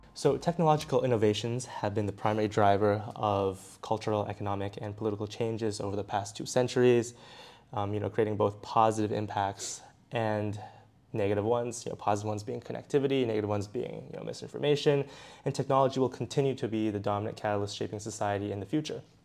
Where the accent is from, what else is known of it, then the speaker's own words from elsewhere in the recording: Beijing, China; I'm actually from Beijing